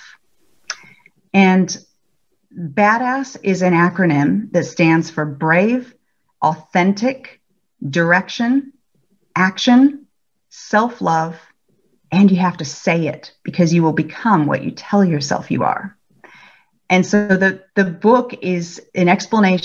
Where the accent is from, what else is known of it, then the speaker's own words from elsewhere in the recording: California, United States; moved away as an adult; now in Melbourne, Australia; I'm originally from California and I've lived in Melbourne for about 12 years now